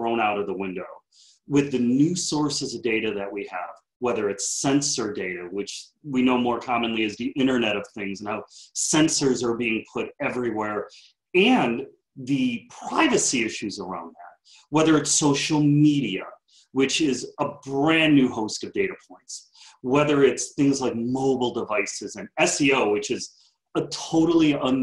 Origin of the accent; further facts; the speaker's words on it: Chicago, Illinois, United States; I grew up in Chicago on the southwest side of the city